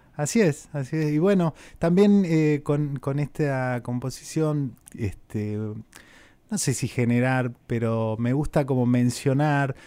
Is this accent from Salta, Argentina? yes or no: yes; Cafayate, Salta, Argentina; now in Buenos Aires, Argentina; yo soy de, Cafayate, de Salda